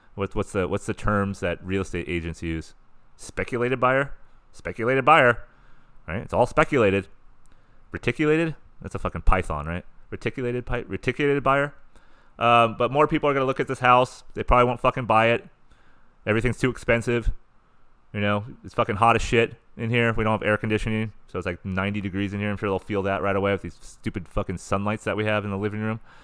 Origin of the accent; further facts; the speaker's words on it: San Diego, California, United States; I'm from San Diego